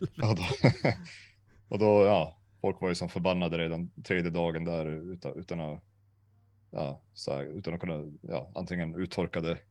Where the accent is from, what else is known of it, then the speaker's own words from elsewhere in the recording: Sweden; jag är från Sverige